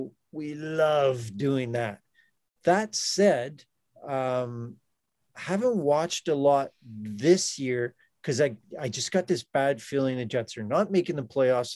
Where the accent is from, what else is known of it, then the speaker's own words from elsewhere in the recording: Ethelbert, Manitoba, Canada; I was born in Ethelbert